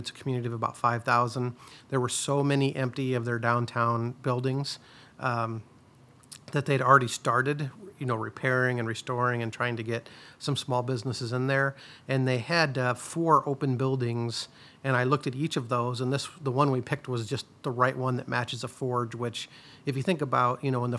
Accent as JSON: {"language": "English", "town": "Independence", "region": "Iowa", "country": "United States", "tie": "born or raised there", "said": "You know, me growing up in Independence, you know, rural Iowa, if I would have had an opportunity like this, you know, I would have jumped on it."}